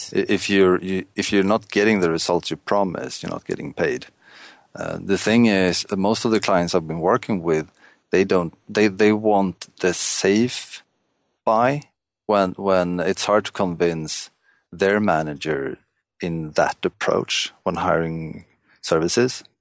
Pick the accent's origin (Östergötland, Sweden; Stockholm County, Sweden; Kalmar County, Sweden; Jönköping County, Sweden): Stockholm County, Sweden; Stockholm; I'm, uh, from Stockholm, Sweden